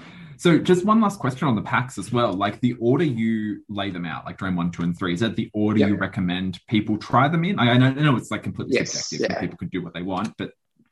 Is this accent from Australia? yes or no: yes; Australia; being an Aussie.